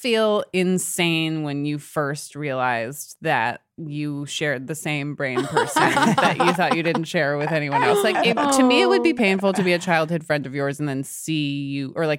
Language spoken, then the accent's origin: English; New York, United States; also born or lived in Connecticut; Born and raised in the South Street Seaport, and then was in Connecticut for a little bit, and then came back here.